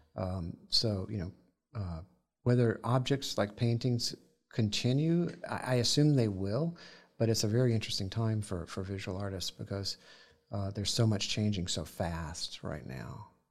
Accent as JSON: {"language": "English", "region": "the South", "country": "United States", "tie": "born or raised there", "said": "growing up in the South, on, sitting in the grass there"}